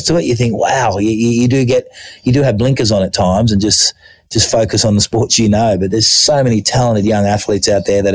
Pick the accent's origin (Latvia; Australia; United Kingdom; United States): Australia; moved away as an adult; also born or lived in Thailand; growing up in Australia, I went at my local running club.